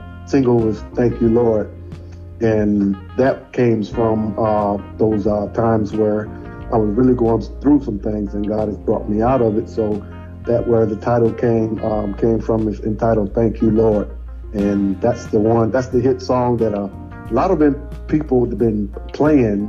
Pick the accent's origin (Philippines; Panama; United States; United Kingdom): United States; Daytona Beach, Florida; I'm from born and raised in Daytona Beach